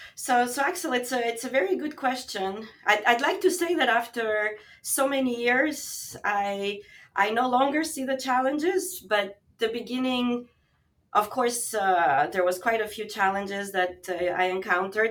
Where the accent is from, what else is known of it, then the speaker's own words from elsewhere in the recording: Albania; now in Montreal, Canada; I'm actually originally from Albania